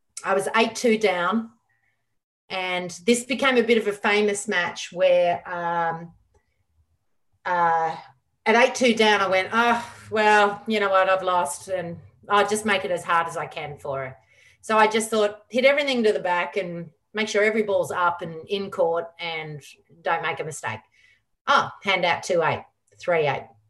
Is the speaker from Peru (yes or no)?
no; Melbourne, Victoria, Australia; Melbourne's my hometown